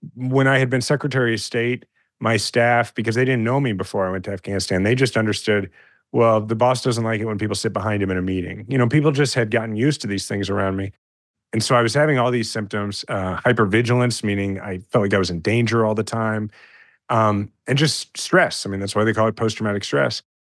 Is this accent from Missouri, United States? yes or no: yes; Kansas City, Missouri, United States; I'm a fifth generation Kansas City and I love my hometown